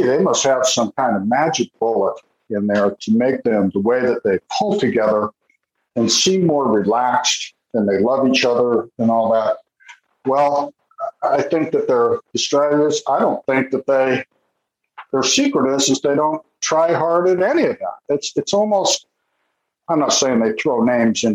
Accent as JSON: {"language": "English", "country": "United States", "said": "I'm American"}